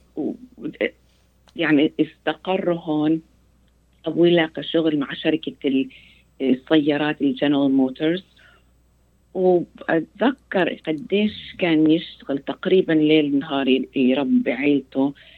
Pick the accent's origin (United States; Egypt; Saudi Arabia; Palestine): United States; Arabic is a second language; تربيت أنا في أمريكا